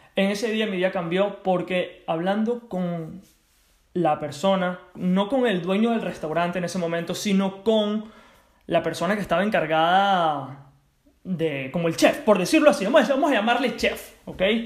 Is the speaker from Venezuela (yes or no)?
yes; Venezuela; also born or lived in United States; now in Spain; Me regreso a Venezuela, mi país de origen